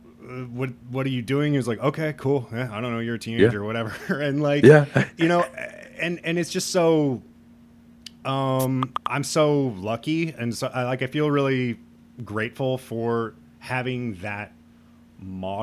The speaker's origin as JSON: {"language": "English", "region": "Midwest", "country": "United States", "said": "I'm from the Midwest"}